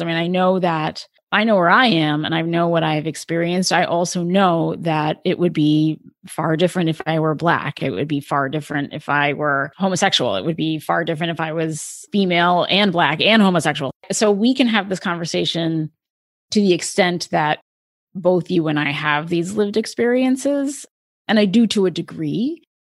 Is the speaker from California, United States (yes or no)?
no; Delaware, United States; I lived, I grew up in Delaware.